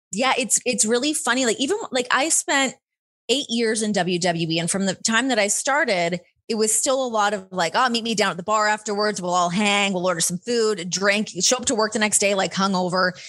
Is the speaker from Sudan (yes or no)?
no; Ontario, Canada; moved away as an adult; now in Las Vegas, United States; growing up in Ontario